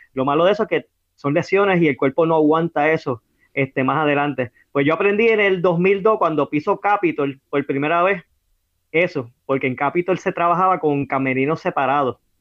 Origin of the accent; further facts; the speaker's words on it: Carolina, Puerto Rico; Yo me crié en Isla Verde.